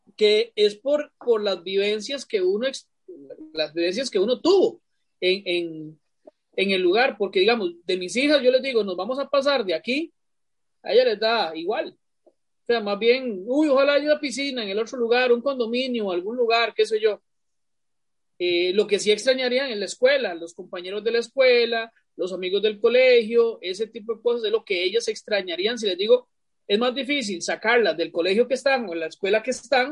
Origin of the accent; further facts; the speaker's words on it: Costa Rica; moved away; Pero aunque ya yo no vivo en Atillo, yo para mí yo soy de Atillo